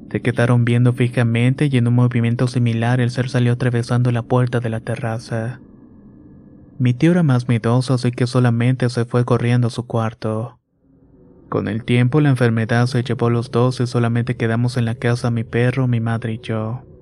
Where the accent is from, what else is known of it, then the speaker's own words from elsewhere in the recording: Ecatepec, State of Mexico, Mexico; Soy originario de Catepec, Estado de México. Tengo 27 años, pero mi historia se remonta cuando tenía 15.